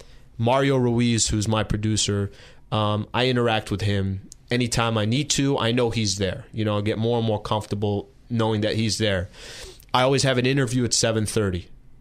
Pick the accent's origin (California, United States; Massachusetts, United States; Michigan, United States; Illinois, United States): California, United States; El Cajon; But when I was in San Diego and when I was growing up in El Cajon, I don't really know what my, you know, I guess I just never thought of, like, am I leaving here? Am I not?